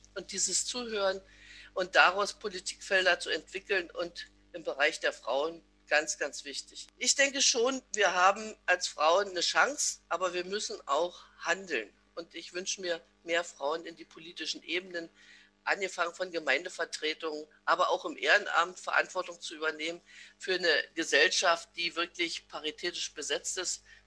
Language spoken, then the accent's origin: German; Massen, Brandenburg, Germany; Ich bin geboren in Betten, das jetzt zu Massen gehört, eingemeindet in einem kleinen Dorf, in dem ich selbst noch zur Welt gekommen bin